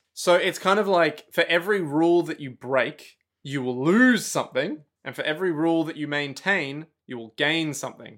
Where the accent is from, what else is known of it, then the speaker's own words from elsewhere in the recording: Australia; I'm from Australia